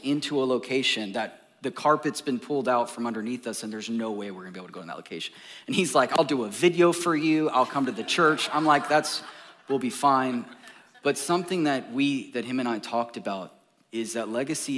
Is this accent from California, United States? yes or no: yes; Orange County, California, United States; now in Texas, United States; I come from Orange County, California